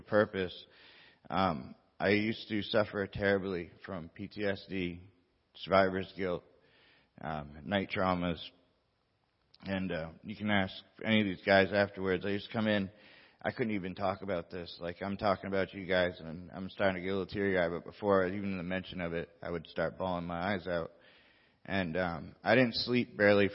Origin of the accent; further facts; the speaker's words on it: Bar Harbor, Maine, United States; moved away; I'm from Maine. I'm from Bar Harbor, Maine, a little island off the coast of Maine